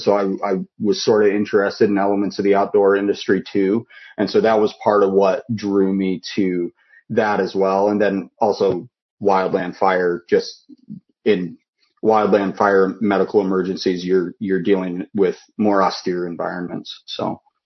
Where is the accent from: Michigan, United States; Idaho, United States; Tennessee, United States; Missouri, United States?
Idaho, United States; moved away; also born or lived in Washington; moved back to where I was born in Idaho